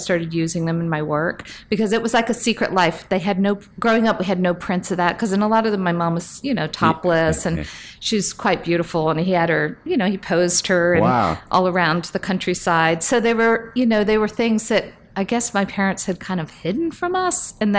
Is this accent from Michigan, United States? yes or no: no; Fort Myers, Florida, United States; moved away as an adult; now in New York, United States; I grew up in Southwest Florida, mm-hmm. Fort Myers